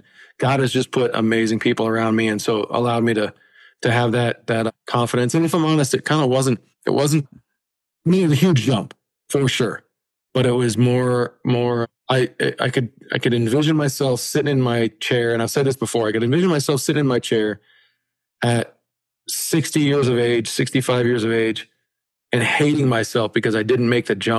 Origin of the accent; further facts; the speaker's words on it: Colorado, United States; we're from Colorado.